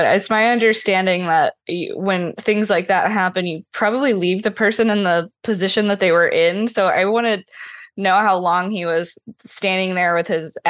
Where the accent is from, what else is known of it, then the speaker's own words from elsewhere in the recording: the South, United States; I'm a Southerner